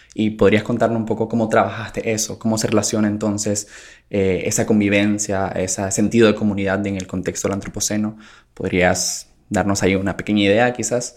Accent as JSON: {"language": "Spanish", "country": "Nicaragua", "said": "sociólogo nicaragüense"}